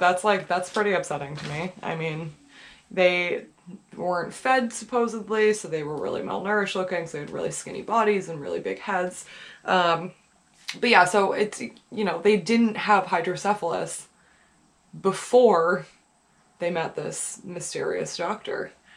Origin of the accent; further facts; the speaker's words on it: New Hampshire, United States; I'm from New Hampshire, I'm from New England.